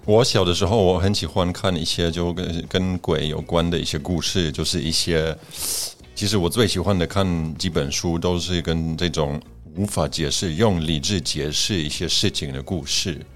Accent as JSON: {"language": "Chinese", "country": "Poland", "tie": "born or raised there", "second_language": "Chinese", "moved": "yes", "lives_now": "Taiwan", "said": "那我相信我们在波兰长大的人"}